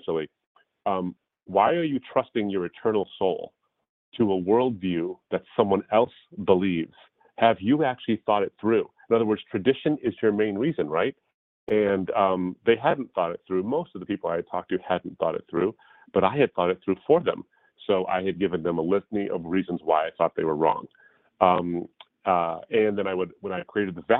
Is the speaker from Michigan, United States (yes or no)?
yes; Detroit, Michigan, United States; I was born and raised in the States. In the Detroit, Michigan area